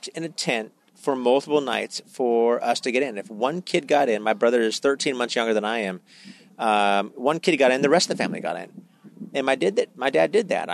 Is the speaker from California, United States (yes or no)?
yes; Stockton, California, United States; moved away as an adult; now in San Diego, United States; I grew up in Stockton. I grew up in Stockton, California.